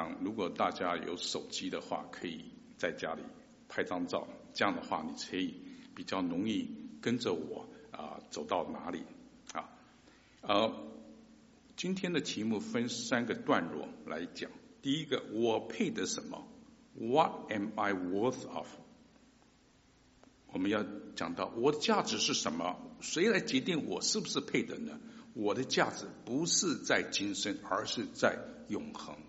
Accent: China; 我们中国人结婚呢，总是讲求门当户对啊

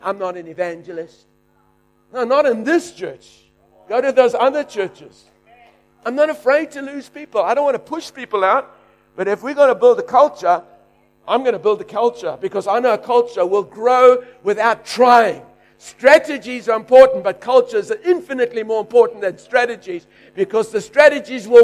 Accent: South Africa; now in Australia; I'm just a South African leading an Australian church

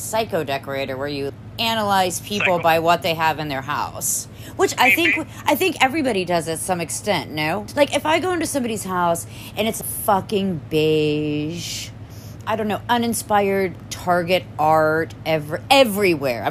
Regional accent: Columbus, Ohio, United States; I grew up in Columbus

